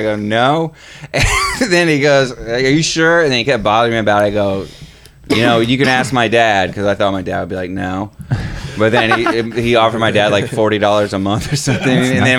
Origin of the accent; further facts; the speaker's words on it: San Antonio, Texas, United States; I'm from San Antonio, rap. Fucking Texas.